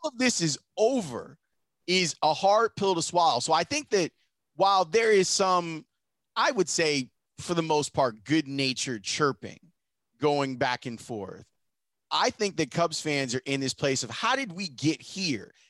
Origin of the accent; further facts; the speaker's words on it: Chicago, Illinois, United States; I'm from Chicago